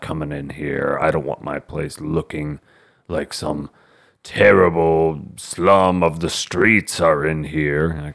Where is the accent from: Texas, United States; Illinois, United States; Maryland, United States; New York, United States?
Texas, United States; we're from Texas